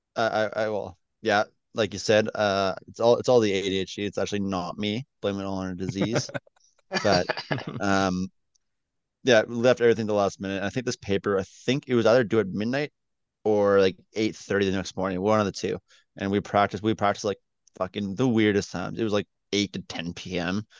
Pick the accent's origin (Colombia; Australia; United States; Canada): Canada; as a Canadian